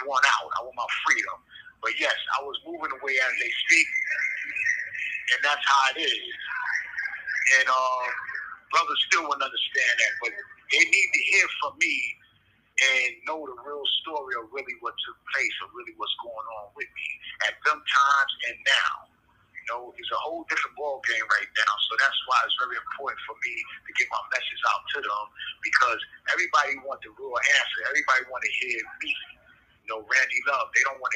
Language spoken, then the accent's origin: English; New York City, New York, United States; an individual that I grew up with in Harlem